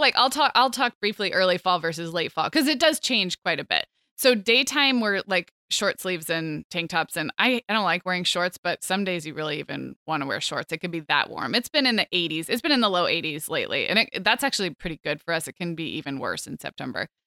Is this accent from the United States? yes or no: yes; Santa Barbara, California, United States; moved away as an adult; also born or lived in Chicago, Illinois / Scottsdale, Arizona; now in Orange County, United States; I grew up in Santa Barbara, which is, it's kind of Southern California